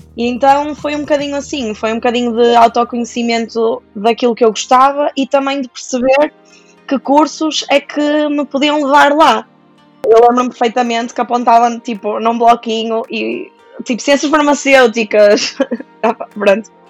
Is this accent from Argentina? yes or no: no; Santa Maria da Feira, Norte, Portugal; sou de Santa Maria da Feira